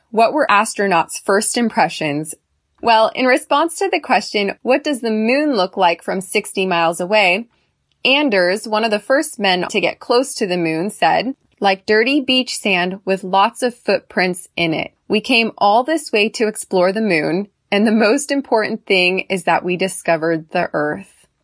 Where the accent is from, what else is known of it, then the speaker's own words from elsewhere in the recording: United States; I'm American. I'm a female and I'm tall.